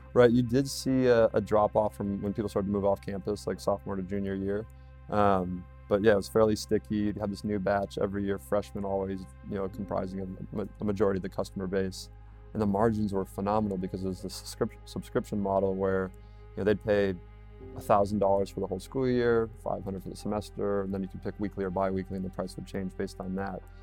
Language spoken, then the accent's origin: English; Red Wing, Minnesota, United States; moved away as an adult; also born or lived in North Carolina; I'm from Red Wing, Minnesota originally